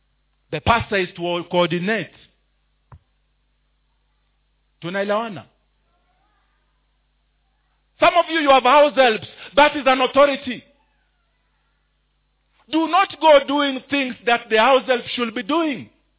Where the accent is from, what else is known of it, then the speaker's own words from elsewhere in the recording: Mombasa, Mombasa County, Kenya; I grew up in Mombasa. Therefore, I had a friend called Abdallah.